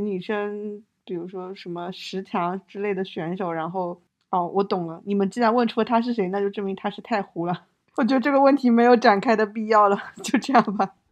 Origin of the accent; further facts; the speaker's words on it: China; 我们中国人